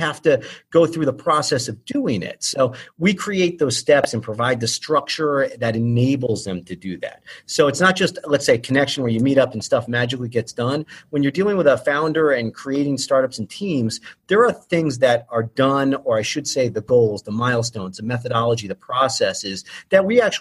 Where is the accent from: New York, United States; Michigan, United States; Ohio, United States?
Ohio, United States; moved away as an adult; also born or lived in Philadelphia, Pennsylvania; now in Wilmington, United States; Been in Delaware for going, oh my God, 7-8 years now. In Philadelphia for about 10-11 years before that. But Ohio.